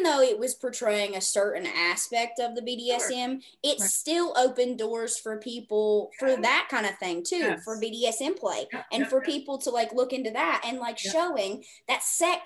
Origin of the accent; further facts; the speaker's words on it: the South, United States; I'm from the South, and everything that is supposed to sound one way does not sound that way